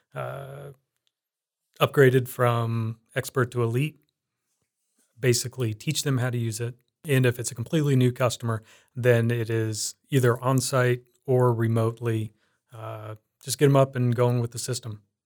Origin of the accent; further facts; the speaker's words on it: Iowa and Indiana, United States; moved away as an adult; also born or lived in Des Moines, Iowa / Arizona; growing up, I was in Iowa and Indiana. My teen years, I was in Indiana, and before then, I was in Iowa.